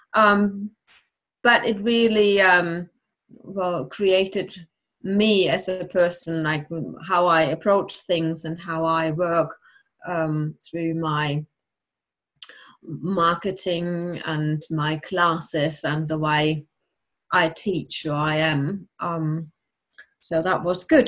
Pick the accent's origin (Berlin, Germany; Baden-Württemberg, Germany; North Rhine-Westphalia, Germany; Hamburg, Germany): North Rhine-Westphalia, Germany; Bochum; English is a second language; also born or lived in Cologne / Essen / Bonn; I'm born in Cologne but I grew up in Bochum, where I did uh, school, finished school